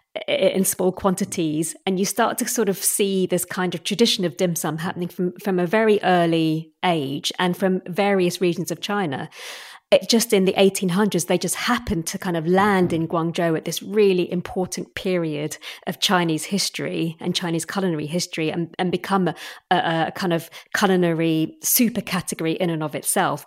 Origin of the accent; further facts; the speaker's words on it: Assam, India; moved away; also born or lived in London, England; I was raised in sort of Assam, which is the northeastern state